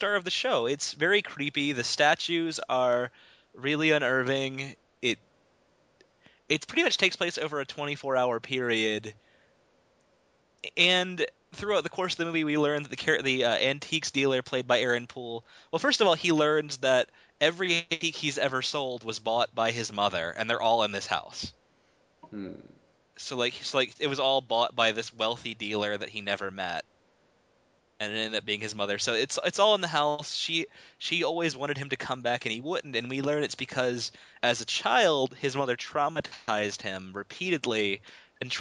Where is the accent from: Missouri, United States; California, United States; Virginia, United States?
Virginia, United States; I was born in Virginia. I mean, I'm part of that Southern Bible Belt, you know.